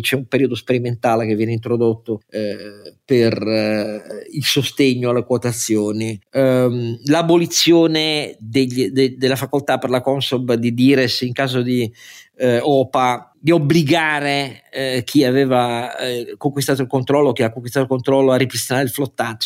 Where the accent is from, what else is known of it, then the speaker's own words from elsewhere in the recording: Italy; Io amo il mio paese